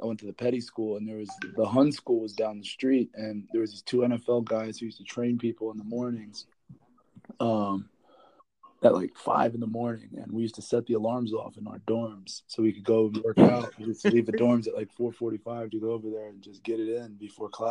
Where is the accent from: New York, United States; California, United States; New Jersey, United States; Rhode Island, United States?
New Jersey, United States; Winslow Township; I grew up in Winslow Township, New Jersey, a small town in South Jersey